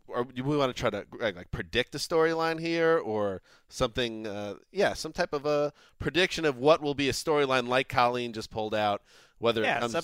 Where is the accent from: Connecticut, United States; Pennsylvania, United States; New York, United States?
New York, United States; also born or lived in Boston; I grew up in New York, went to school in Boston.